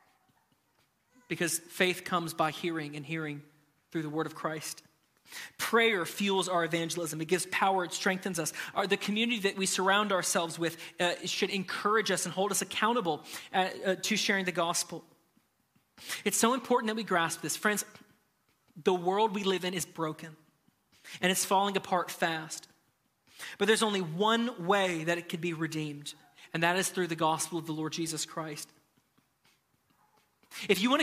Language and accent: English; Nashville, Tennessee, United States; I'm from Nashville